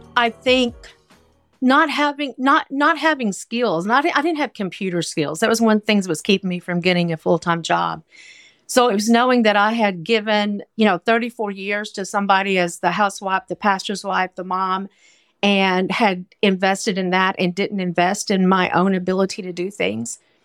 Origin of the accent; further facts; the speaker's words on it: Arkansas, United States; moved away as an adult; now in New York City, United States; I grew up in Arkansas